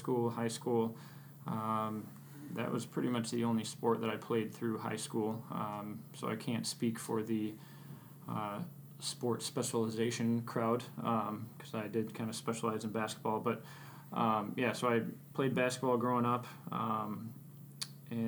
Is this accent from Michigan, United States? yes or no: yes; Clawson, Michigan, United States; also born or lived in Pennsylvania; So I grew up in Clawson, Michigan. It's over near Troy, Royal Oak area